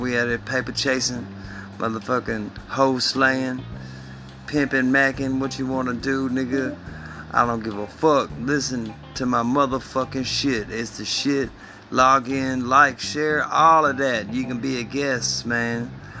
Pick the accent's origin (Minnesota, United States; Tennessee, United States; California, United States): Tennessee, United States; Memphis; Yeah, it's your boy … motherfucking G from Memphis 10, bitch.